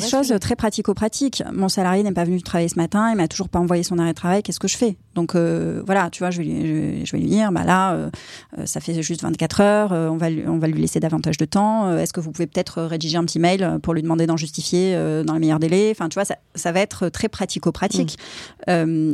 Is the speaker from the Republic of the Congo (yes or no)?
no; Aix-en-Provence, Provence-Alpes-Côte d'Azur, France; je suis originaire d'Aix-en-Provence